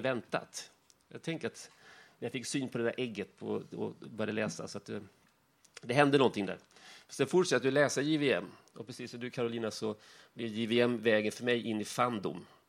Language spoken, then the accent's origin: Swedish; Värnamo, Jönköping County, Sweden; jag kommer från Värnamo